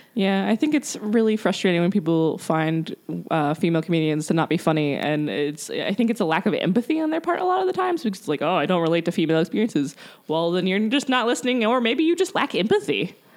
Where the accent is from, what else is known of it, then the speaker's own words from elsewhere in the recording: Columbia, South Carolina, United States; now in Columbus, United States; I'm from Columbia, South Carolina.